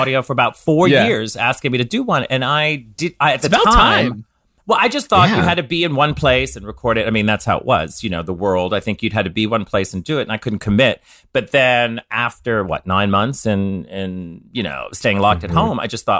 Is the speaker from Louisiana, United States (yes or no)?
yes; New Orleans, Louisiana, United States; moved away; I come from originally from New Orleans